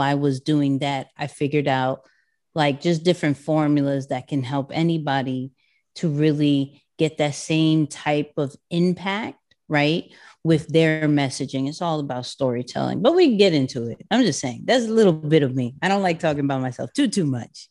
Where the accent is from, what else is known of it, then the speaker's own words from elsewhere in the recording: New York City, New York, United States; I'm a kid from Queens, um, born and raised there.